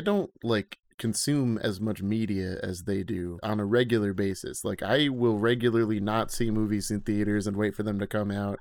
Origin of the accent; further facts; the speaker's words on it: Schenectady, New York, United States; I grew up in Schenectady, New York with Colin, Chowder, and Matt